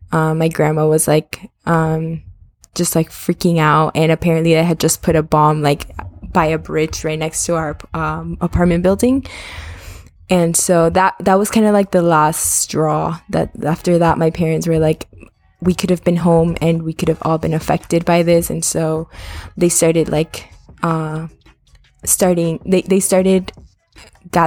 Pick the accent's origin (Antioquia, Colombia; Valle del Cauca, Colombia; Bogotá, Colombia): Bogotá, Colombia; moved away; I am currently 27 years old and I was born in Bogota, Colombia